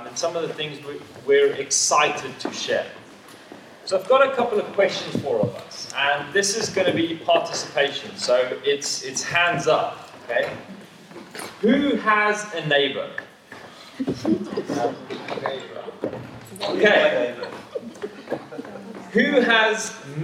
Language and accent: English; South Africa; now in Walgrave, United Kingdom; I as a South African